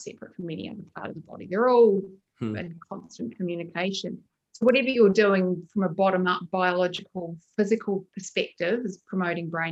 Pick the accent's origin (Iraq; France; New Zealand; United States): New Zealand; Christchurch, Canterbury; moved away; I grew up in Christchurch